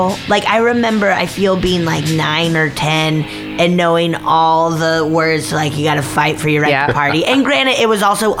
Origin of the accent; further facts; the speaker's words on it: Breckenridge, Colorado, United States; now in Los Angeles, United States; Actually, Breckenridge. Originally, I'm from Summit County, Colorado.